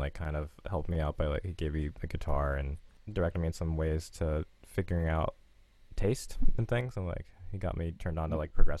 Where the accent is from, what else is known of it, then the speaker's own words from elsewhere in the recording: North Carolina, United States; also born or lived in Maryland; I grew up sort of in North Carolina and Maryland. My dad's in the military, so I moved around on the East Coast a lot.